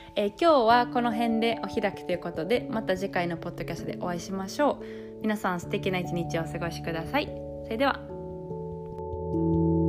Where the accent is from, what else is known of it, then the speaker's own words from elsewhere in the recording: Japan; moved away as an adult; now in France; 日本生まれ、日本育ちの私